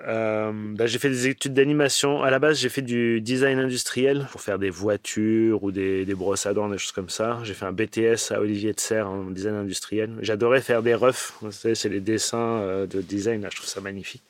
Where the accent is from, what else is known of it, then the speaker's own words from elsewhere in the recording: Paris, Île-de-France, France; moved away as an adult; also born or lived in Los Angeles, United States; now in Montpellier, France; je viens de Paris